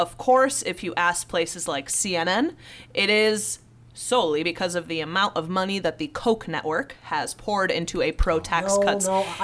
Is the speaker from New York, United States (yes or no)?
no; Illinois, United States; now in Wisconsin, United States; my home state of Illinois